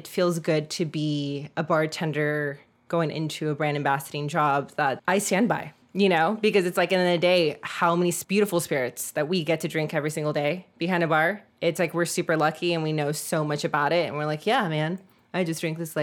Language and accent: English; Laguna Beach, California, United States; also born or lived in Highland Park, Los Angeles; I grew up in Orange County in Laguna Beach